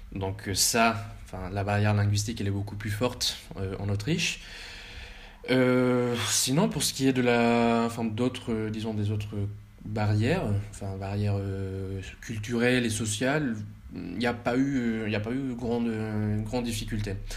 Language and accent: French; Bogotá, Colombia; moved away as an adult; also born or lived in France; now in Vienna, Austria; j'ai grandi en Colombie euh, jusqu'à mes 18 ans